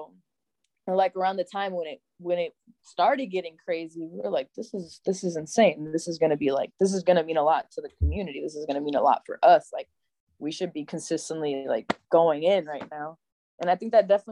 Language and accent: English; Buffalo, New York, United States; we're Buffalo